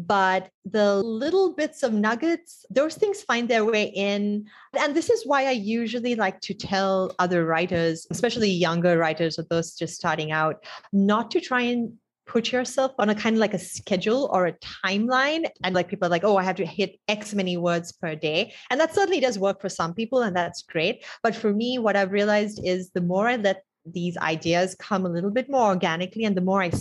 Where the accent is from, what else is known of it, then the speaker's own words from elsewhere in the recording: Sri Lanka; moved away as an adult; also born or lived in Bay Area, United States; I was exposed to a lot of American culture growing up in Sri Lanka.